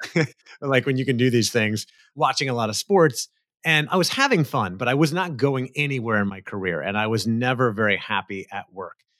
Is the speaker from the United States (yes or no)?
yes; Central Florida, United States; moved away as an adult; now in California, United States; I grew up in Florida, Central Florida